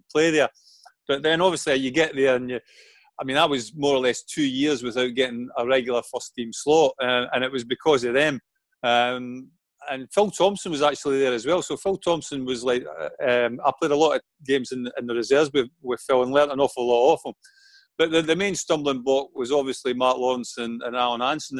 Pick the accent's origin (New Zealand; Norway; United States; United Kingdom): United Kingdom; Falkirk, Scotland; moved away as an adult; I only played 22 games for Falkirk, my hometown club